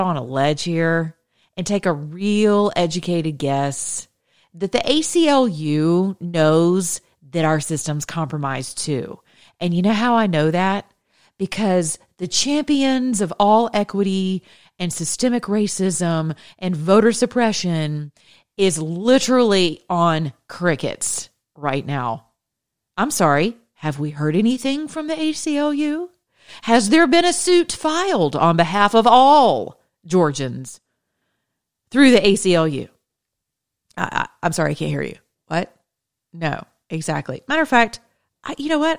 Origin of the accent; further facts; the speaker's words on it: United States; we're Americans